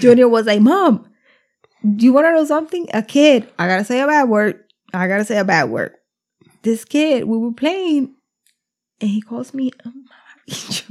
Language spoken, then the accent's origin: English; New Jersey, United States; we're from Jersey